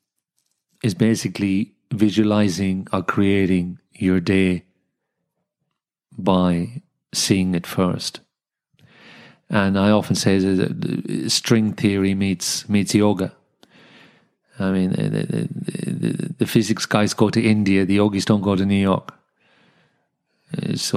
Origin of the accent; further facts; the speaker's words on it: Dublin, Leinster, Ireland; also born or lived in London / Sydney; now in Wollongong, Australia; I was born in Dublin, 5 years in London, then came back to Ireland with an English accent into the Irish schooling system